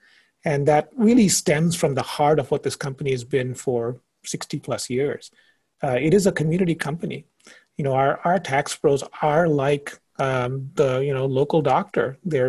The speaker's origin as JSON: {"language": "English", "country": "India", "tie": "born or raised there", "also_born_or_lived": "Indonesia", "lives_now": "United States", "said": "Well, I grew up in India and Indonesia. And so if anything, I would have first said, I didn't think I'd be in the States."}